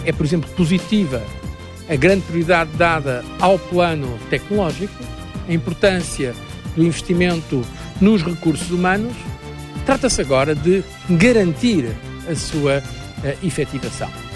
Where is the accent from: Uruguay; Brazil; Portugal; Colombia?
Portugal; Agora estou dizendo como português.